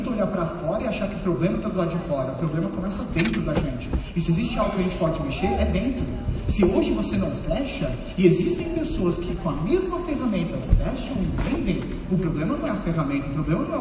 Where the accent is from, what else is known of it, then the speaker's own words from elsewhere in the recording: São Paulo, Brazil; born there; nasci em São Paulo e desde então, eu venho desde 2012 trabalhando dentro desse mercado